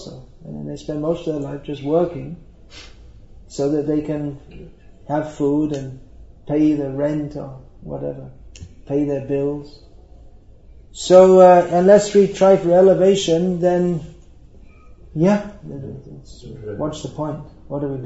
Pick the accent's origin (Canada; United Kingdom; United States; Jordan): United Kingdom; I'm from Britain.